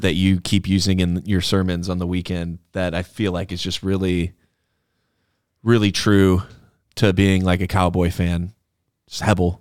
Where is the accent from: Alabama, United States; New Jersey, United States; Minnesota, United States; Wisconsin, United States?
Wisconsin, United States; Wilmot; Wilmot, Wisconsin.